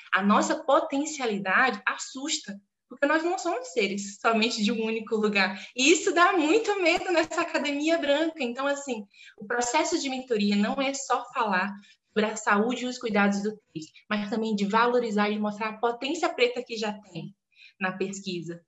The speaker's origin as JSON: {"language": "Portuguese", "region": "southeast of the state of Pará", "country": "Brazil", "moved": "yes", "said": "Eu sou do estado do Pará, do sudeste do estado do Pará"}